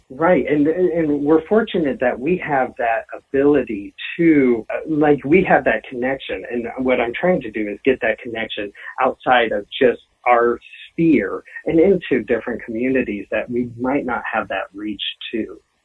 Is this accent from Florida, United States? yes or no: no; Denver, Colorado, United States; also born or lived in Iowa; I have lived in Denver from the age of four, but I went to say I'm from Denver